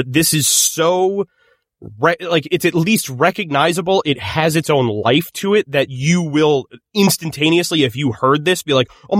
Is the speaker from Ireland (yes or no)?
yes; Ireland; It could be. I'm Irish. Why would I know how to pronounce an Italian name?